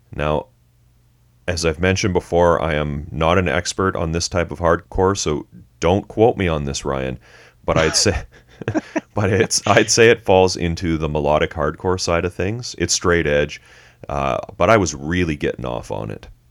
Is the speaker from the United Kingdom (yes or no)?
no; Canada; We're Canadian.